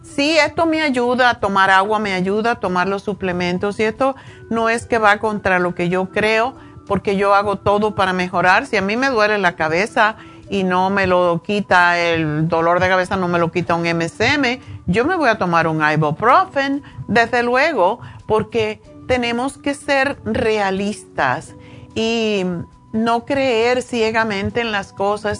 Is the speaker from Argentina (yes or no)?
no; Cuba; moved away; yo soy cubana